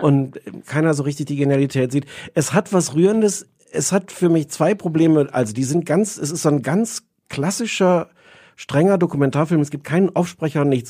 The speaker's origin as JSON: {"language": "German", "country": "Germany", "said": "als Deutscher"}